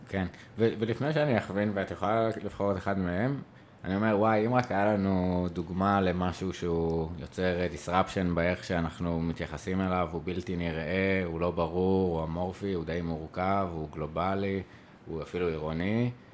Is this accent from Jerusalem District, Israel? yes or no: yes; Jerusalem, Jerusalem District, Israel; moved away; also born or lived in Tel Aviv; אני ירושלמי